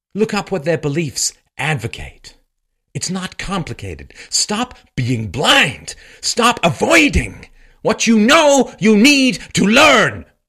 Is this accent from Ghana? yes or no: no; London, United Kingdom; I grew up in London